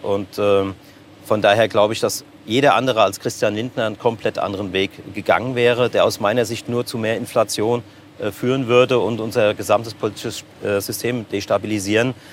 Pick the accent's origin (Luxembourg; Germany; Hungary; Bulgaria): Germany; Seligenstadt, Hesse; also born or lived in Offenbach; bin ich in Offenbach zwar geboren, aber schon immer Seligenstädte